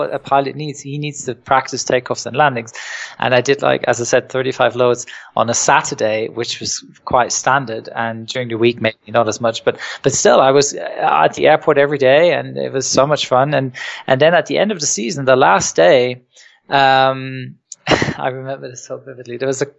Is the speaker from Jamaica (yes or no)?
no; England, United Kingdom; also born or lived in Germany; No, I was born in Germany, but I was sort of partly raised in England. I spent a lot of my childhood in England, and my mum's originally from England